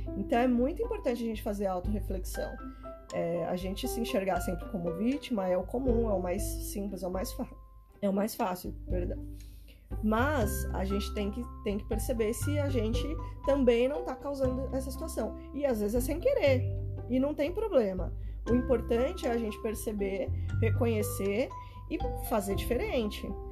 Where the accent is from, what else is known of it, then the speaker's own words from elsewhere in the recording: Brazil; a gente é brasileiro